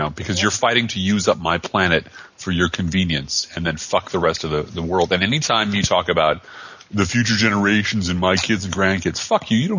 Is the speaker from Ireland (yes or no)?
yes; Ireland; Being an Irishman and a writer, this happens to me.